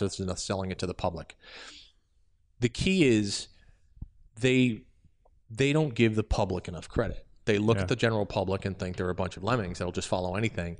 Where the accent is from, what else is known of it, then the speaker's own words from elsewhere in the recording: New York, United States; moved away; as a New Yorker